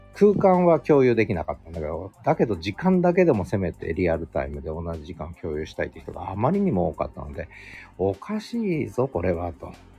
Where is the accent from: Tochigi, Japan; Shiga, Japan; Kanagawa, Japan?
Tochigi, Japan; moved away; 私が、えー、幼少の頃栃木で過ごした